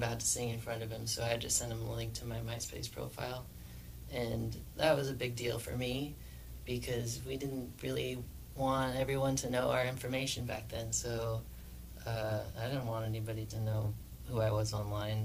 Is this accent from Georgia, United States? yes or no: no; Spokane, Washington, United States; I am a musician from Spokane, Washington